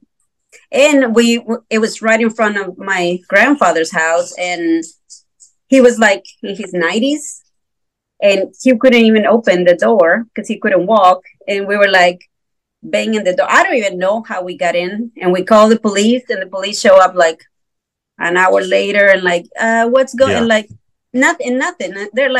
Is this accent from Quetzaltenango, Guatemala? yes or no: no; Guatemala City, Guatemala Department, Guatemala; English is a second language; moved away as an adult; now in United States; I'm from the city